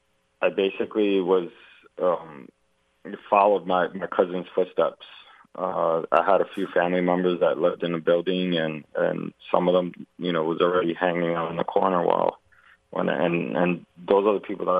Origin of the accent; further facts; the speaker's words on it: New York City, New York, United States; I grew up on Rivington Street, and I was all over like Eldridge, Broome Street, around the Delancey area